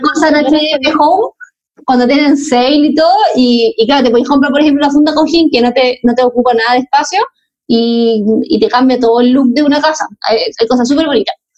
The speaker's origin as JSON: {"language": "Spanish", "town": "Viña del Mar", "region": "Valparaíso", "country": "Chile", "tie": "born or raised there", "moved": "yes", "lives_now": "Santiago, Chile", "said": "yo eh, me crié en Viña"}